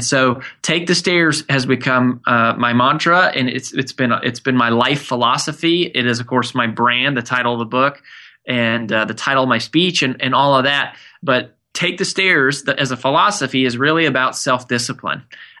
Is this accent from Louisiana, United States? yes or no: no; Frederick, Colorado, United States; now in Nashville, United States; So my wife, Amanda, and I live in Nashville, Tennessee. We moved here about 5 years ago. I grew up in Colorado in a small town called Frederick.